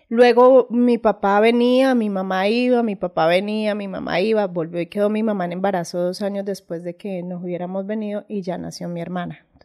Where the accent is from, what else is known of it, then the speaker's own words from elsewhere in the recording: Ibagué, Tolima, Colombia; also born or lived in Neiva, Huila, Colombia; yo nací acá en Ibagué.